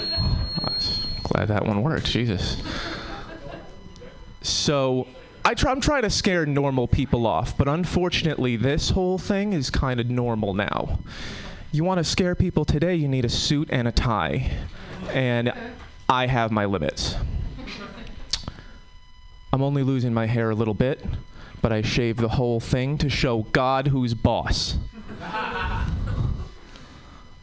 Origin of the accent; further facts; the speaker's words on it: Connecticut, United States; now in Oakland, United States; I'm from Connecticut. We have different problems in Connecticut